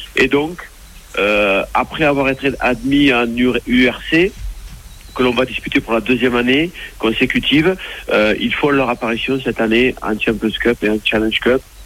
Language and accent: French; France; chez nous en France